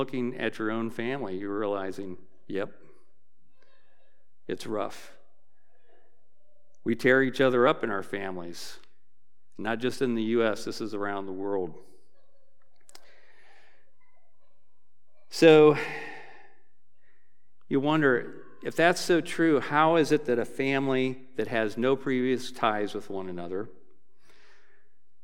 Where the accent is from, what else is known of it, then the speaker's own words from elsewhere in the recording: Dayton, Ohio, United States; I'm from Dayton, so I went back to my church growing up